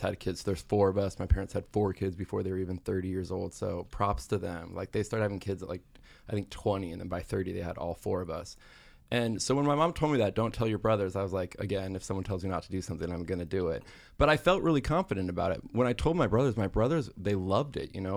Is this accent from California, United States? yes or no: yes; Pasadena, California, United States; I grew up in Pasadena, California, where there's actually not a lot of Mormons